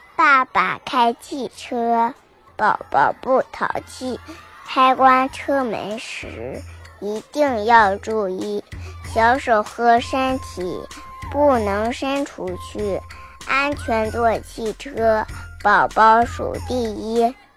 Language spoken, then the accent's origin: Chinese; Nanjing, Jiangsu, China; 我是南京的小朋友